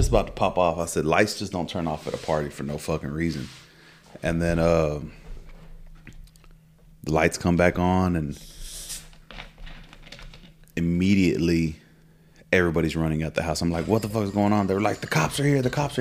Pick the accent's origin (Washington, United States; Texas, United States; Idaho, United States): Texas, United States; also born or lived in Midland; In my head, I'm from Texas